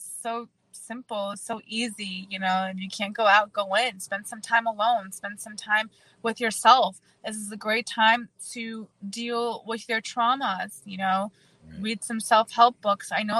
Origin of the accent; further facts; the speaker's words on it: Germany; also born or lived in Czech Republic; now in United States; I was born in Czech Republic and raised in Germany